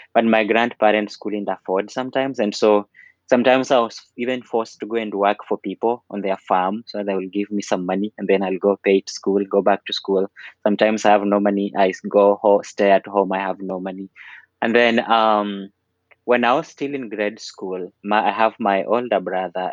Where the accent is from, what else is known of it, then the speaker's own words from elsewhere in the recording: Mumias, Kakamega County, Kenya; English is a second language; moved away as an adult; also born or lived in Ohio, United States; now in Iowa City, United States; I'm from Western Kenya, close to the border with Uganda, a town called Mumias. And then, so I grew up in Mumias.